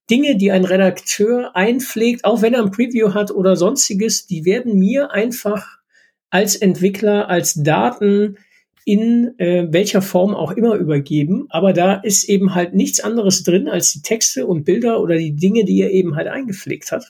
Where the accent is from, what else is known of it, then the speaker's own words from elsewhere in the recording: Rhineland, Germany; völlig überrascht war, hier als äh, Rheinländer auf einmal mit 40 oder 50 Zentimetern Schnee